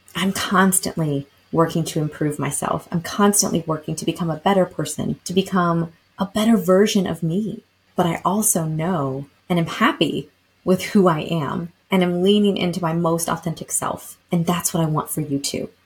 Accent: Lexington, Kentucky, United States; moved away; growing up in Lexington, Kentucky, shout out to my hometown and home state because I do no longer live there

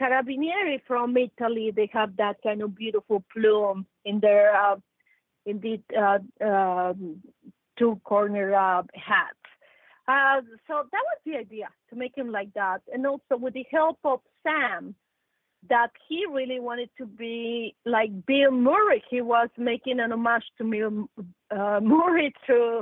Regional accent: Mexico; I come from Mexico, I'm 100% Mexican. I'm Mexican

